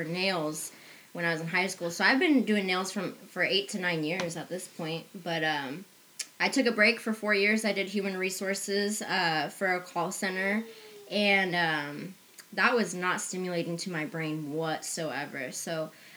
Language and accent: English; Garden City, Kansas, United States; moved away; my hometown, Garden City, Kansas